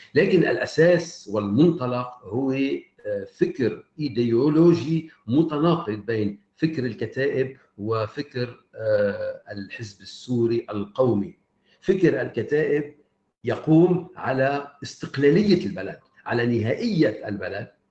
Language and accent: Arabic; Lebanon; أنا أتحدث كلبناني